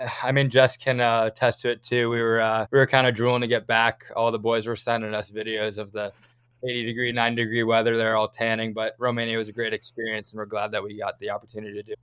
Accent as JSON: {"language": "English", "town": "Wayne", "region": "New Jersey", "country": "United States", "tie": "born or raised there", "moved": "as an adult", "lives_now": "Tucson, United States", "said": "the rink I grew up in. I'd say the Ice Vault in Wayne, New Jersey"}